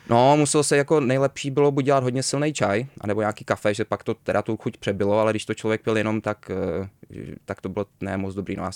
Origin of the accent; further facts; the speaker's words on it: Malaga, Andalusia, Spain; born there; Já jsem se narodil ve Španělsku, v Malaze.